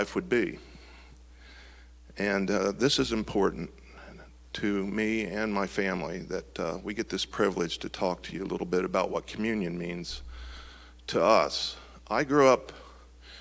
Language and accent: English; Marysville, Ohio, United States; I grew up here in Marysville, you know, graduated high school and all that. So this is basically my hometown